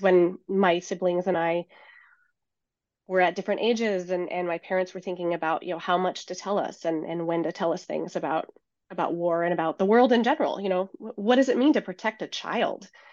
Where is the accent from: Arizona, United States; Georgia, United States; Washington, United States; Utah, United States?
Washington, United States; Seattle; moved away as an adult; I grew up in the Seattle area, which is where I'm now based